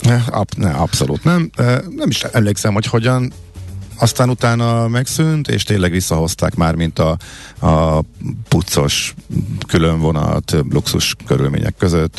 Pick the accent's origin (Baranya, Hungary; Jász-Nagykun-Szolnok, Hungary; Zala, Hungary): Zala, Hungary; Zalaegerszeg; moved away; Zalaeger Szeged jártam, ö, ahol én fölnőttem